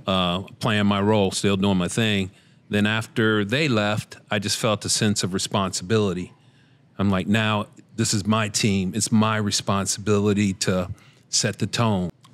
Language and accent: English; Cincinnati, Ohio, United States; we're both from Cincinnati